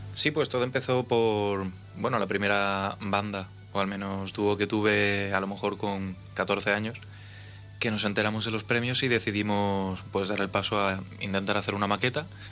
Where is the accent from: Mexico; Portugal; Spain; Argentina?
Spain; A Coruña, Galicia; now in Ceuta, Spain; soy coruñés